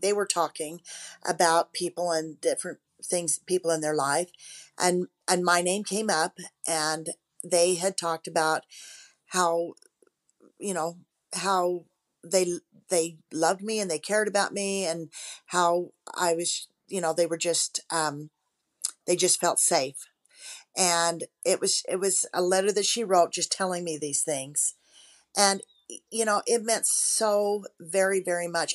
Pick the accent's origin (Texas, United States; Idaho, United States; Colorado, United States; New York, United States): Idaho, United States; Rexburg; also born or lived in Boise, Idaho; I grew up in the Rexburg, Idaho area.